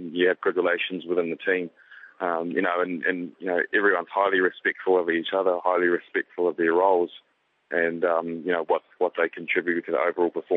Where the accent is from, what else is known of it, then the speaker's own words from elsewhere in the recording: New Zealand; being a New Zealander